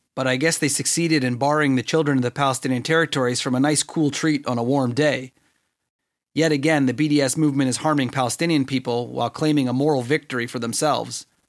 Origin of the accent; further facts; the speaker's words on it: Canada; me as a Canadian